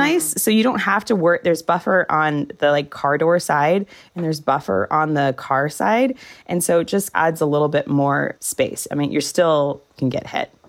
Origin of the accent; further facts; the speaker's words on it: Orange County, Southern California, United States; moved away as an adult; now in Salt Lake City, United States; I grew up in Southern California